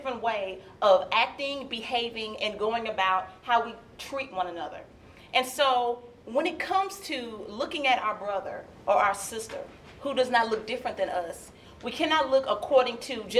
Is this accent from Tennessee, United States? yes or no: yes; Nashville, Tennessee, United States; now in Lexington, United States; I grew up in Nashville, Tennessee, and the school that I attended was downtown Nashville, Tennessee